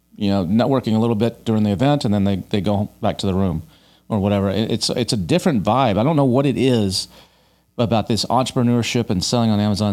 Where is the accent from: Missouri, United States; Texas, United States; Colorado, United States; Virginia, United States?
Texas, United States; Dallas; moved away as an adult; now in Austin, United States; I grew up in Dallas